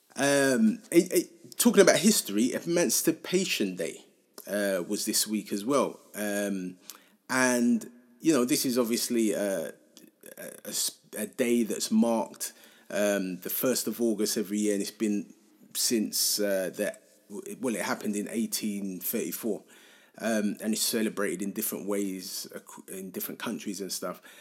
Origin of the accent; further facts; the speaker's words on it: London, United Kingdom; I feel quite lucky to have grown up in Hackney